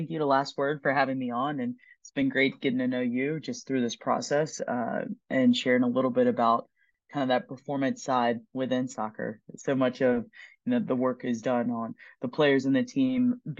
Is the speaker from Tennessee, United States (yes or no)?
no; Durham, North Carolina, United States; moved away as an adult; also born or lived in Waco, Texas / Auburn, Alabama; now in Seattle, United States; I started off born and raised in Durham, North Carolina.